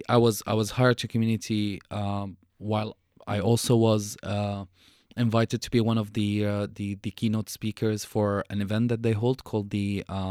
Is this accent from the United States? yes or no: no; Syria; moved away; People are always going to be curious about the way I look and who I am and where I came from and the my accent and the mm-hmm. The history of Syria and the history of me as a refugee.